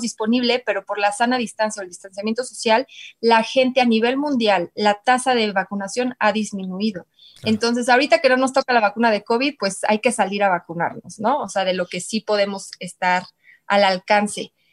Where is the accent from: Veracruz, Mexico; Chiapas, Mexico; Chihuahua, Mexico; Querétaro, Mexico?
Querétaro, Mexico; yo soy de Querétaro